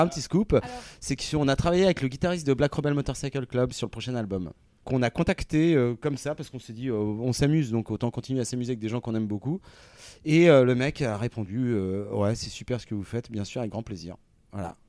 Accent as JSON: {"language": "French", "town": "Rouen", "region": "Normandy", "country": "France", "said": "nous, on vient de Rouen, donc on est, c'est quand même une, ville euh, ultra rock"}